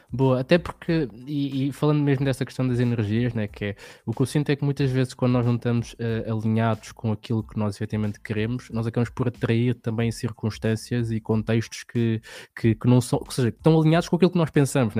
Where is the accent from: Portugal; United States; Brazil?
Portugal; Lisbon; eu venho de um meio em que que venho de Lisboa, ali de uma hum. zona que, que é mais, não, não é bairro, mas só que é uma zona um bocadinho mais pobre